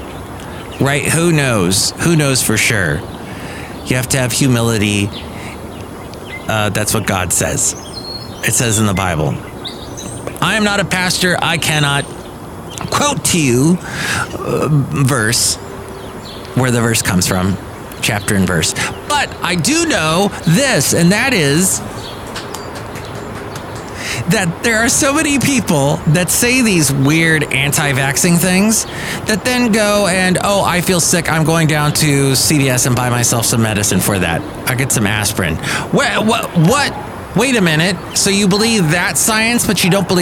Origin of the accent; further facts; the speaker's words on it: Southern California, United States; now in Bay Area, United States; I grew up in Southern California and we call our freeways the 405, the 5.